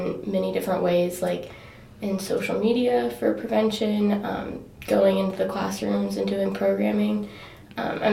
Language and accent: English; Danville, Ohio, United States; I'm from Danville